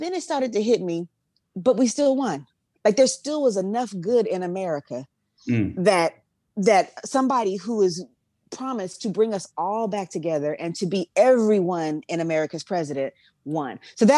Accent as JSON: {"language": "English", "region": "California", "country": "United States", "said": "I'm going to keep reminding you that I'm also from the Bay too."}